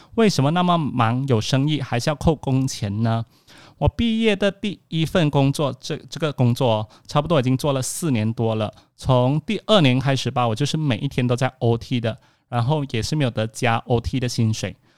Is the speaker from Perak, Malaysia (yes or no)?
no; Alor Setar, Kedah, Malaysia; moved away; 我这个星期回到我的老家 Alosta， 在Alosta的书房